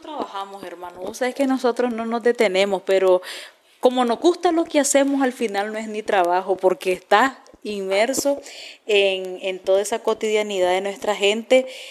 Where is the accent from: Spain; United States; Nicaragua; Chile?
Nicaragua; como nicaragüenses